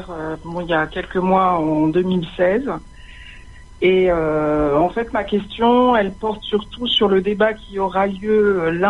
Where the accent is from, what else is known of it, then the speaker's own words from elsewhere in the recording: France; also born or lived in Épinay; en tant que Français, je précise Français de confession musulmane, euh, mais d'abord français